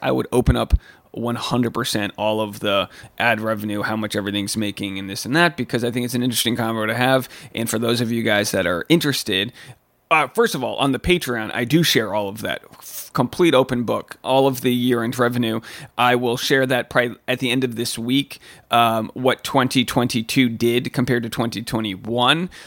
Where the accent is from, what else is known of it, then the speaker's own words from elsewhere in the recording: Newport, Rhode Island, United States; Newport, my hometown